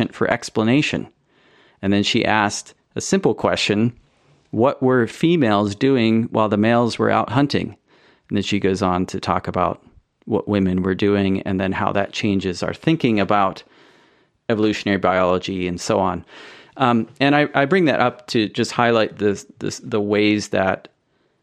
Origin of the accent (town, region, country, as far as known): United States; moved away as an adult; also born or lived in Europe; now in United Kingdom